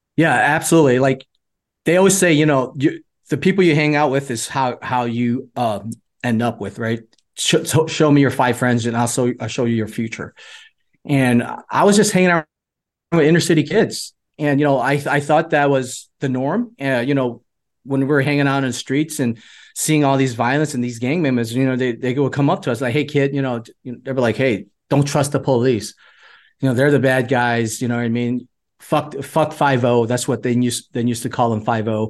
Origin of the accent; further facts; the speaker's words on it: Chicago, Illinois, United States; also born or lived in Vietnam; I grew up in the inner cities of Chicago. Uh, for the uh, majority of my uh, youth to my teens